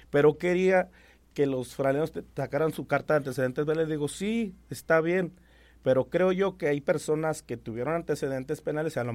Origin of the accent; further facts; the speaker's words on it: Querétaro, Mexico; soy queretano.